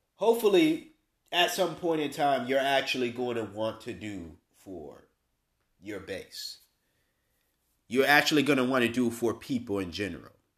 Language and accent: English; Massachusetts, United States; now in North Carolina, United States; my home state of Massachusetts